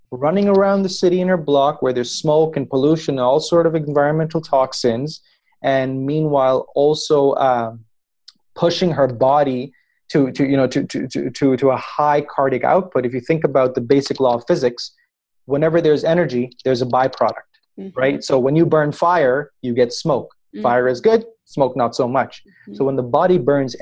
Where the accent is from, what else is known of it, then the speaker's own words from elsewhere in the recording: Pakistan; I come from Pakistan, which is a country located in Southeast Asia.